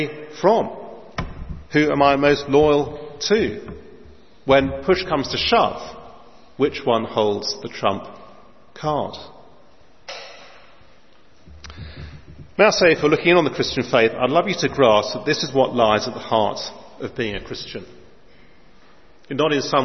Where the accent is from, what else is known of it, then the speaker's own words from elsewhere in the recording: London, United Kingdom; my place of birth in North London